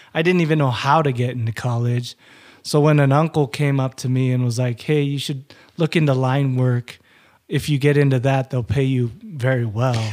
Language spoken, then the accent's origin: English; Utah, United States; also born or lived in Hawaii; I was born in Hawaii. My family moved back to Hawaii in nineteen eighty. And I was born in nineteen eighty, and then we came to Utah.